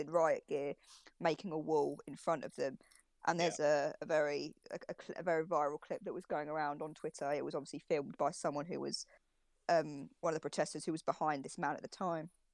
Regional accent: United Kingdom; we're all British here, but I've never been to America

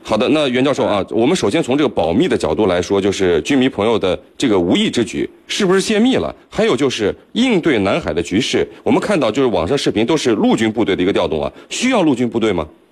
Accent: China; 我们中国人

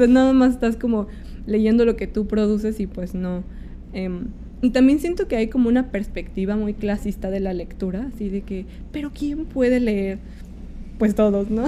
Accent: State of Mexico, Mexico; moved away as an adult; now in Mexico City, Mexico; yo soy del Estado de México, entonces como llegué a vivir acá porque justo quería estudiar en la escuela de aquí

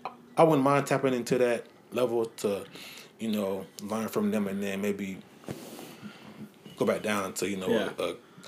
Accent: Durham, North Carolina, United States; So I'm from Durham, North Carolina. Grew up in a Christian household. My dad was a pastor. Mom is a social worker

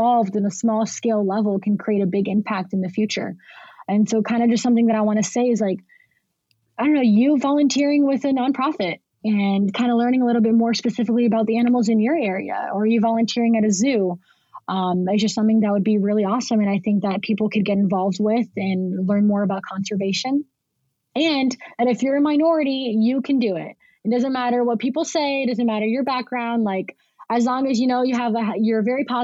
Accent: United States; also born or lived in Brazil; I have this diverse Brazilian background, but I'm, you know, being raised into an American environment

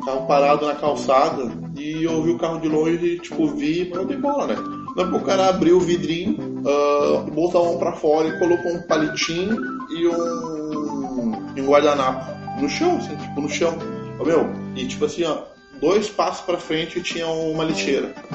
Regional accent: Alvorada, Rio Grande do Sul, Brazil; also born or lived in Porto Alegre; Moro, eu morei minha vida toda em Alvorada

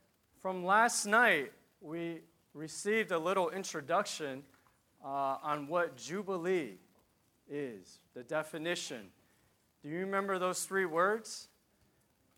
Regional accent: Piscataway, New Jersey, United States; I'm from New Jersey, Piscataway.

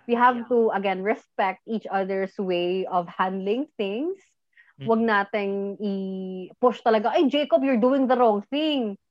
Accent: Bohol, Central Visayas, Philippines; just this year I started traveling here in my home province

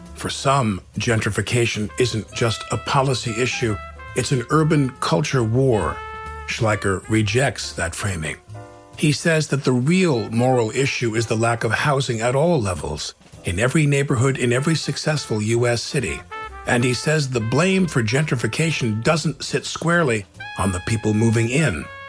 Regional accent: Long Island, New York, United States; I grew up on Long Island

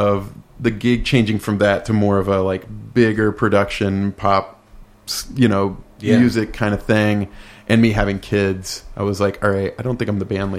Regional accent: Fort Worth, Texas, United States; From my hometown, Ornette.

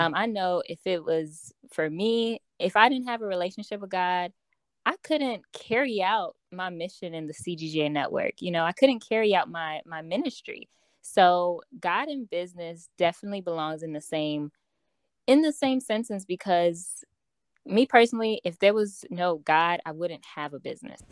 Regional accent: Chicago, Illinois, United States; I am from Chicago, Illinois.

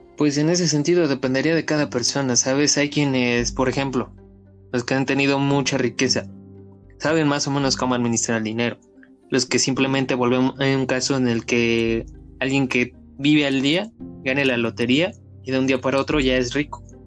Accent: Mexico; crecimos la mayoría aquí en México

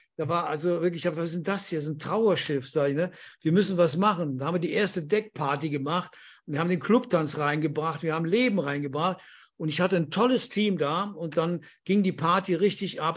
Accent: Andernach, Rhineland-Palatinate, Germany; moved away as an adult; also born or lived in Düren / Pertisau, Austria; ich bin in Düren geboren, aber aus Andernach

